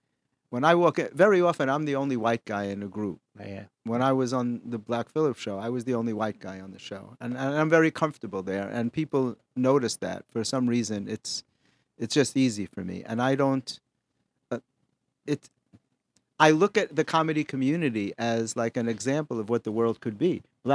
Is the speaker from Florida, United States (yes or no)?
no; New York, United States; up in the Bronx, I didn't hear any racial slurs.